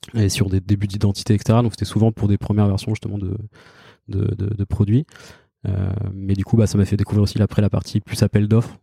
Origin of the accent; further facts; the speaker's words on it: Caen, Normandy, France; moved away as an adult; now in Paris, France; je suis né en Normandie, à Caen